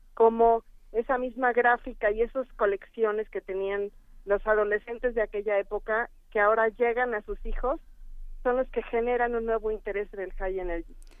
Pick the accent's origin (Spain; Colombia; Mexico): Mexico; como mexicanos